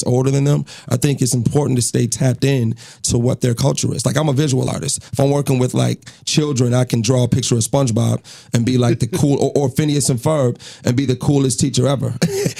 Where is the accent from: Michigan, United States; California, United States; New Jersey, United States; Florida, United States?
Michigan, United States; Lansing; moved away as an adult; now in St. Paul, United States; I'm from Lansing, Michigan